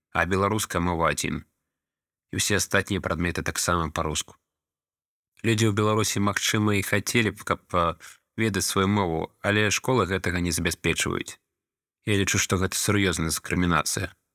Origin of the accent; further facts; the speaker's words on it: Ukraine; Belarusian is a second language; Я украінец жыву ва ўкраіне